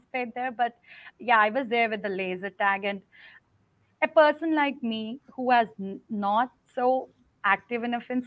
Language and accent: English; India; moved away as an adult; I'm from India, okay. So I worked in India and came here